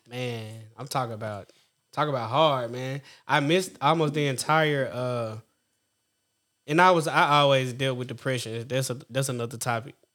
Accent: Orangevale, California, United States; I grew up in Orange Vine, between Orange Vine and what have you

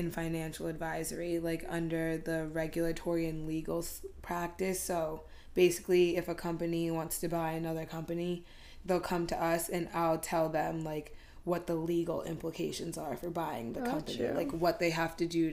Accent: Chelmsford, Massachusetts, United States; also born or lived in Westford, Massachusetts; I grew up in Chelmsford, like went to Chelmsford

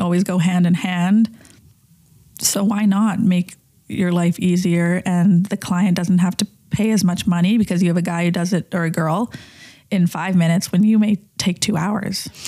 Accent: Calgary, Alberta, Canada; I grew up in Calgary

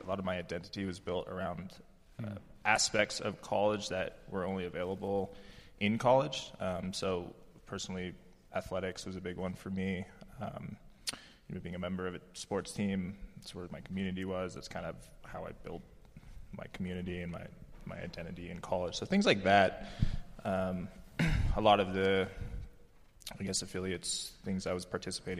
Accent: Eugene, Oregon, United States; moved away; I grew up in Eugene, Oregon.

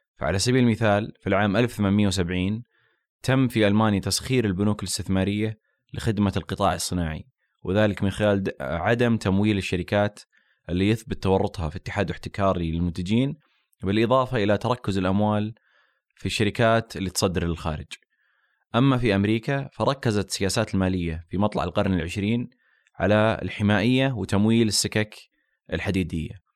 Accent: Saudi Arabia; عندنا في السعوديه

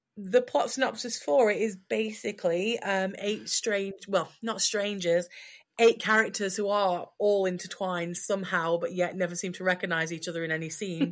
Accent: Yorkshire and the Humber, United Kingdom; accent: broad Yorkshire; I'm apparently broiled Yorkshire

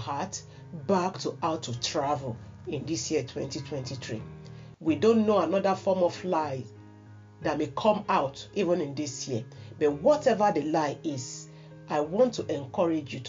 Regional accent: Nigeria; a primary school pupil, I believe, probably maybe primary 5 or 6 then in my hometown in Nigeria

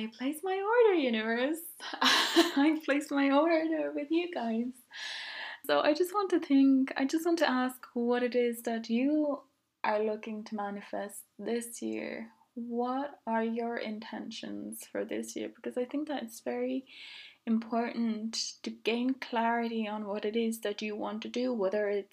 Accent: Finland; now in Dublin, Ireland; I grew up in Finland

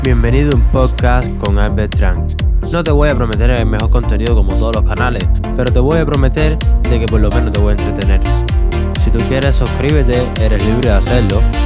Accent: Havana, Cuba; La Habana, Cuba

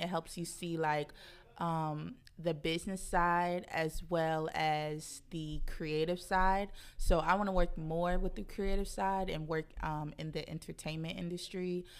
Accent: Kansas City, Missouri, United States; moved away as an adult; also born or lived in St. Louis, Missouri; now in Brooklyn, United States; I'm from Kansas City, moved here to Brooklyn in August

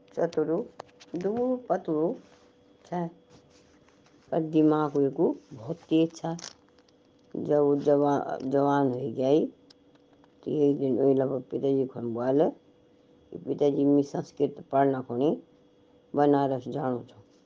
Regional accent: Pahari, Uttarakhand, India; हम तो पहाड़ी लोग

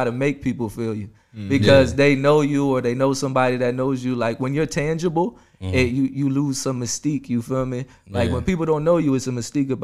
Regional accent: Cumberland County, New Jersey, United States; we're coming from Cumberland County. It's the poorest county

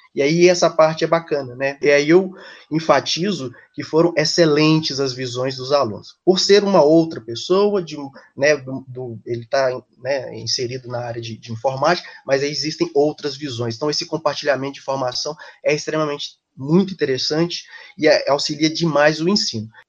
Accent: Ipatinga, Minas Gerais, Brazil; moved away as an adult; also born or lived in Belo Horizonte / São Paulo; eu sou do interior de Minas, sou de, da cidade Ipatinga, né, no leste mineiro, saí da, da minha cidade na época porque não tinha faculdade, então migrei para Belo Horizonte

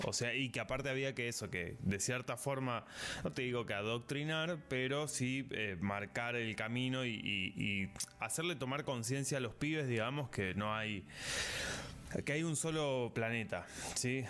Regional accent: Sierras Chicas, Córdoba, Argentina; now in Córdoba, Argentina; vivo en la ciudad de Córdoba, soy originalmente de Sierras Chicas

